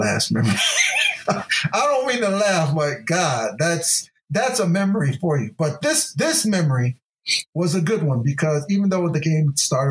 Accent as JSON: {"language": "English", "region": "Ohio", "country": "United States", "tie": "born or raised there", "said": "my home state of Ohio"}